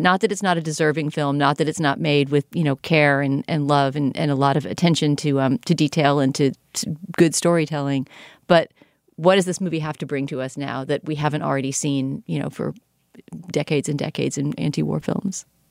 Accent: United States; as an American viewer

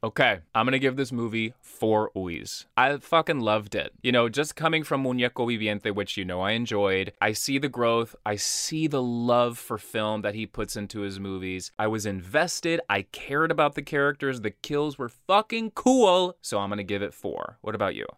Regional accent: Brazil; moved away; growing up in Brazil

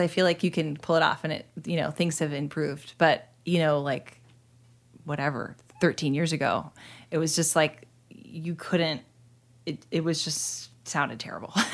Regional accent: two hours north of Sacramento, Northern California, United States; moved away as an adult; I was born in Sacramento and then raised two hours north of Sacramento, inland

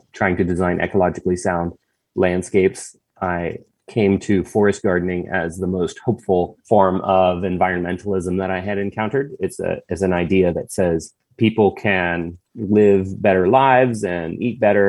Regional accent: Bowie, Maryland, United States; moved away as an adult; I grew up in Bowie, Maryland.

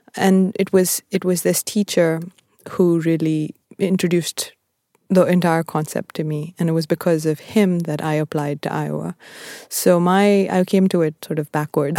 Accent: Bangalore, Karnataka, India; moved away as an adult; also born or lived in Appleton, Wisconsin, United States; I was born in Bangalore and I grew up there

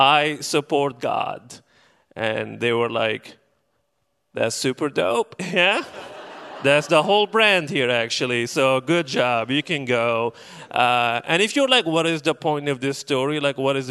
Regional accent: Benghazi, Cyrenaica, Libya; moved away as an adult; now in Portland, United States; I'm originally from Libya, specifically from the city of Benghazi

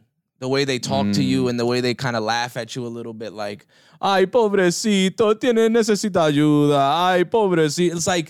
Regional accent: East Coast, United States; You know, bro, I was very fortunate. I grew up in the East Coast, right?

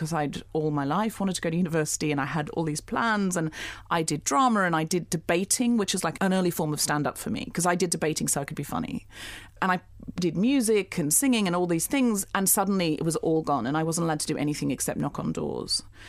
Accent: Gold Coast, Queensland, Australia; Firstly, I lived on the Gold Coast.

